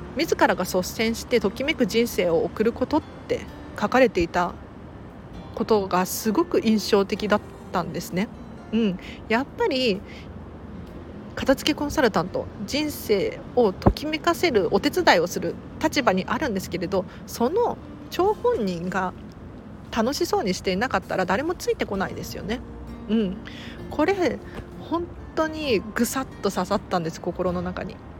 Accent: Tokyo, Japan; 東京生まれだから近いっていうのもあって通ってたたんですね

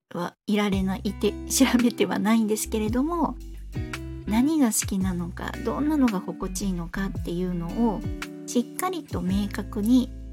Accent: Fukuoka, Japan; 私あの福岡の海の近くで育ったので海が大好きで

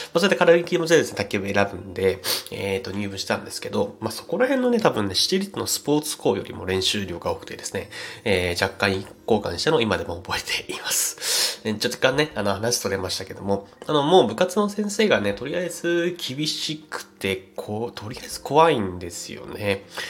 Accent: Saitama, Japan; 僕埼玉県出身なんですけども

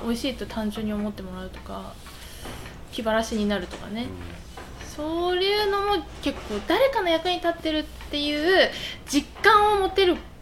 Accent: Yamagata, Japan; now in Shodoshima, Japan; 私も山形のさ地方出身

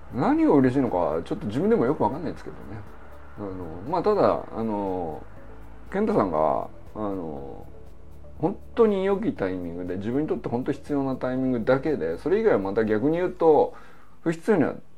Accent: Niigata, Japan; moved away as an adult; also born or lived in Hokkaido; 僕は新潟から来てるから

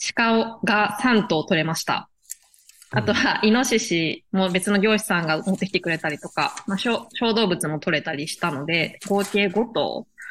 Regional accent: Tokyo, Japan; moved away as an adult; now in Fukuoka, Japan; 出身は東京です。で、1年半前ぐらいに福岡に移住してきて

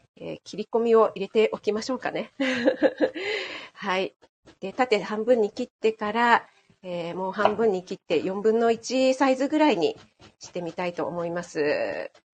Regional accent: Kanagawa, Japan; moved away as an adult; 私、神奈川県出身なんですけども、全然ね、あの、知らない土地に来たんですよね。あの、夫の地元に来たんです

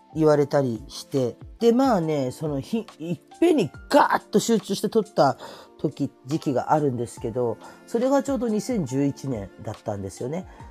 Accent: Kurume, Fukuoka, Japan; moved away; also born or lived in Chiba; 私の地元の久留米

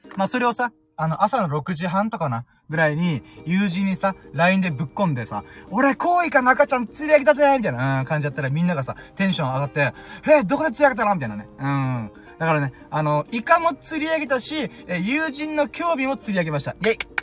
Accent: Okinawa, Japan; 沖縄生まれ沖縄育ち

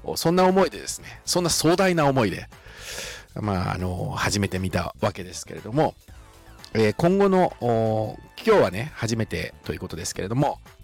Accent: Shizuoka, Japan; 私は生まれも育ちも、え静岡

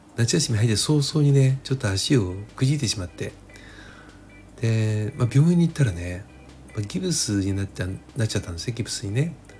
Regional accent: Chiba, Japan; 自分もあの千葉県住みでね千葉県生まれ千葉県育ちなので

